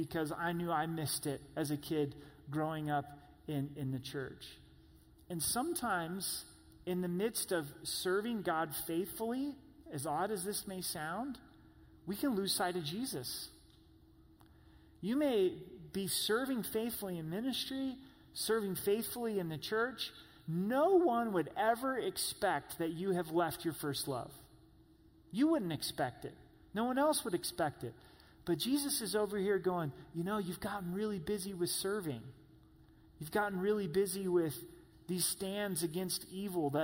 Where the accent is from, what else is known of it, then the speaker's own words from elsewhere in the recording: Southern Oregon, United States; moved away; my hometown, to Southern Oregon